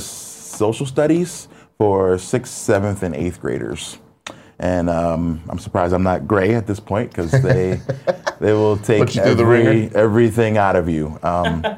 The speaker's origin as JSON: {"language": "English", "town": "Philadelphia", "region": "Pennsylvania", "country": "United States", "tie": "born or raised there", "said": "Philadelphia, my hometown"}